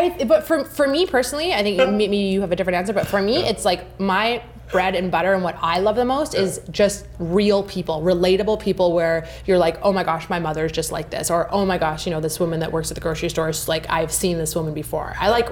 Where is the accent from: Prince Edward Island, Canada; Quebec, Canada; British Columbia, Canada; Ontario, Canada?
British Columbia, Canada; there was a lot that we had spent a lot of time growing up in the Okanagan as kids.